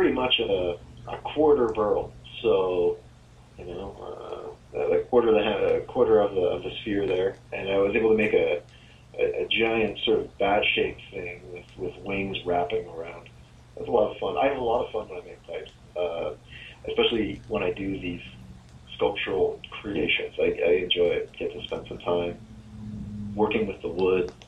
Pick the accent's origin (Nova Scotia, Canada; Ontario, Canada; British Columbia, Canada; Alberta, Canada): Ontario, Canada; Oshawa; I grew up in a city called Oshawa